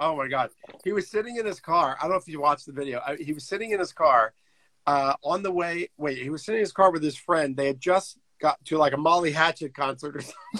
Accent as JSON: {"language": "English", "area": "Long Island", "region": "New York", "country": "United States", "moved": "yes", "lives_now": "Marietta, United States", "said": "I'm a New Yorker. I'm originally from Long Island."}